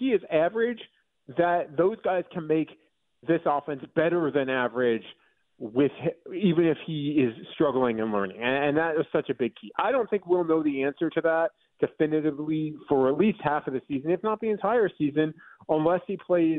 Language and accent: English; New York, United States; which growing up in New York and eating a whole bunch of Nathan's hot dogs as a kid, I totally was into.